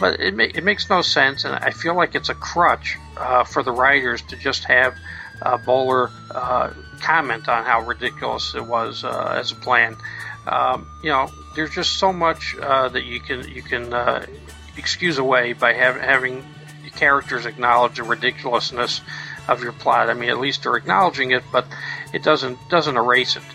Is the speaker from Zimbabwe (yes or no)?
no; New York City, New York, United States; I grew up in Brooklyn